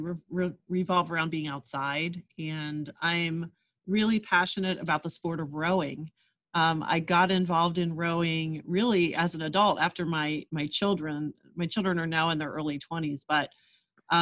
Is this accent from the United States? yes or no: yes; Erie, Pennsylvania, United States; moved away; I grew up in Erie, Pennsylvania, and the other side of the state from Philadelphia